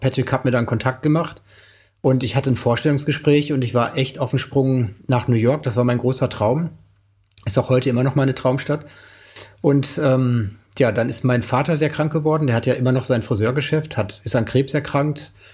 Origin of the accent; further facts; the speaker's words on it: Oelde, North Rhine-Westphalia, Germany; bei uns in Oelde, in meiner Heimat